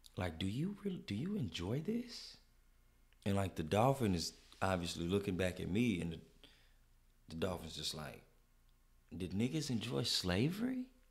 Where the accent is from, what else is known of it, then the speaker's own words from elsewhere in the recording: United States; as a American in Mexico